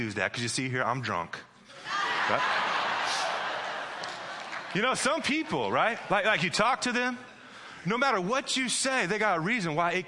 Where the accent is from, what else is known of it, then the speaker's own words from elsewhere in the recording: Midwest, United States; now in California, United States; I'm from the Midwest